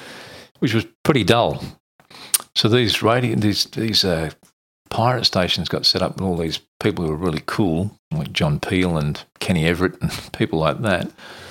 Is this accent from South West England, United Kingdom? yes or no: no; London, United Kingdom; now in Australia; I come from North London originally. {S2} Okay. {S0} So that was where I spent my formative years, I suppose, in North London.